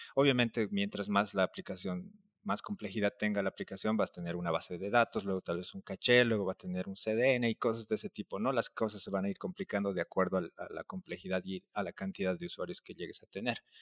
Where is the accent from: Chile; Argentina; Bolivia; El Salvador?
Bolivia; La Paz; now in Mexico; soy boliviano, soy de La Paz